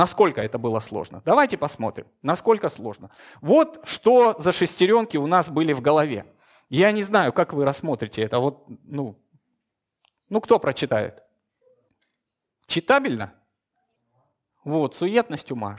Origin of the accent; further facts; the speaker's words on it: Moscow, Russia; Я утомленный москвич.